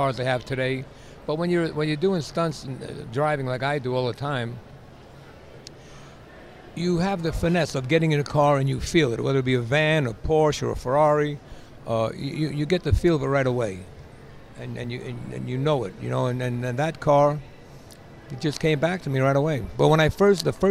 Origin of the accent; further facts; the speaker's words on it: New York, United States; when I was a kid growing up in New York.